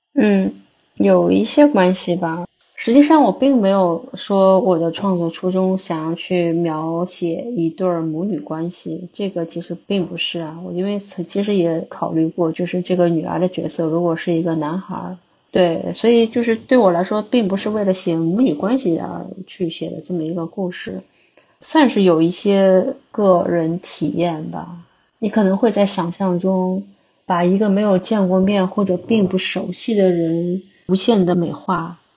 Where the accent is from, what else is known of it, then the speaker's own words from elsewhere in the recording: Shanghai, China; 因为我是上海人嘛，会有这种城市空间的想象